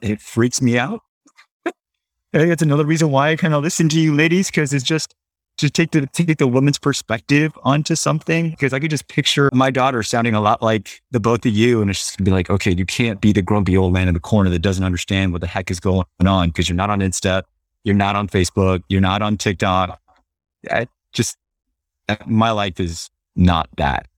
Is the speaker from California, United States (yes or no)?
yes; Los Angeles, California, United States; growing up in Los Angeles, go to Catholic schools